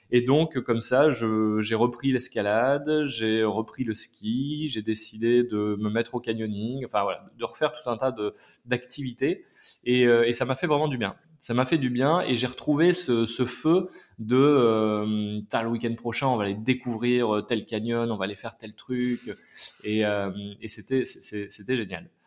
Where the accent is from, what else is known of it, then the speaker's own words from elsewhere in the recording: Massif Central, France; moved away as an adult; Et puis j'ai quitté le Massif Central bah, pour aller faire mes études à Paris.